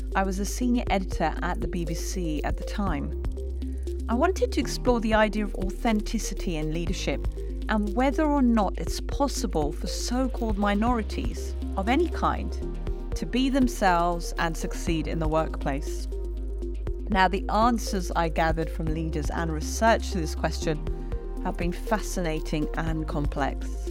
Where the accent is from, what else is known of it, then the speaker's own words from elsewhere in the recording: England, United Kingdom; also born or lived in India; I grew up in England